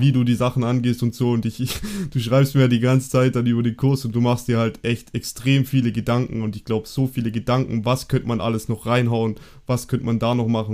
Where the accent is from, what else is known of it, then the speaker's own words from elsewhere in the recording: Germany; wir sind ja Deutsche